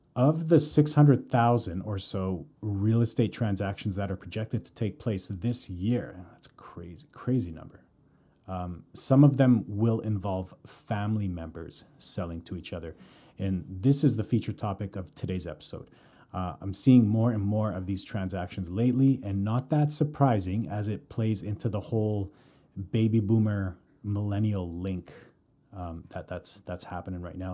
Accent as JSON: {"language": "English", "town": "Calgary", "region": "Alberta", "country": "Canada", "tie": "born or raised there", "moved": "as an adult", "lives_now": "Vancouver, Canada", "said": "born and raised in Calgary, currently living in Vancouver."}